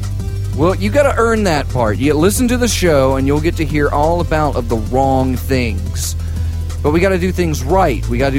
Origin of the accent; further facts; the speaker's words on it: the South, United States; And I'm from the South.